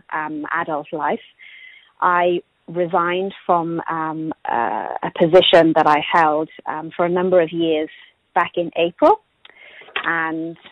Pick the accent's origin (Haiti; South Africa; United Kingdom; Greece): United Kingdom; Swansea, Wales; moved away as an adult; now in New Zealand; It's probably about the same size as Wellington, a city called Swansea.